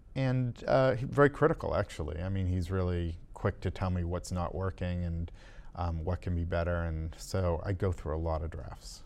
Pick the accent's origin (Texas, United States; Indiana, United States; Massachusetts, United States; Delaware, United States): Massachusetts, United States; I live, um, outside of Boston, um, and I grew up in Massachusetts